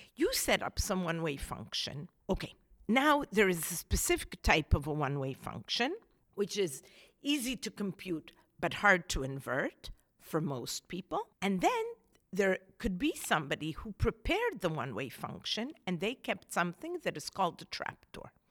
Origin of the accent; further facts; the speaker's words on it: Israel; moved away as an adult; now in United States; I grew up in Israel, and I studied in Israel